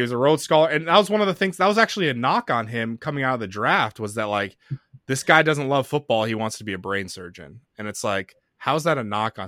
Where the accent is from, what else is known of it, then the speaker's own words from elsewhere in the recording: Arizona, United States; moved away; also born or lived in Orlando, Florida; I grew up watching in Arizona